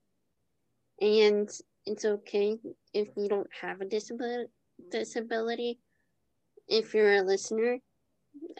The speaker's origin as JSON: {"language": "English", "town": "Jersey City", "region": "New Jersey", "country": "United States", "tie": "born or raised there", "said": "I grew up in Jersey City"}